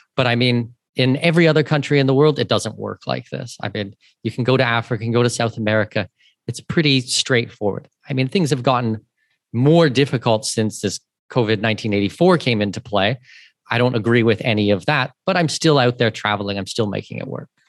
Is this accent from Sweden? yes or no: no; southwestern Ontario, Canada; moved away as an adult; now in Panama City, Panama; I'm Canadian. I was born and raised in southwestern Ontario